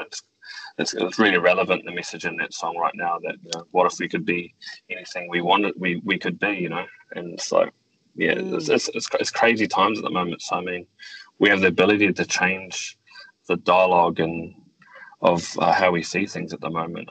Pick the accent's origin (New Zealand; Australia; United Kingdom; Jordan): New Zealand; growing up in New Zealand, I feel very privileged to be able to live in a country like New Zealand.